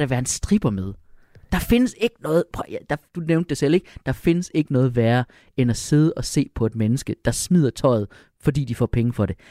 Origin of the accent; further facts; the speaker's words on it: Jutland, Denmark; som jyde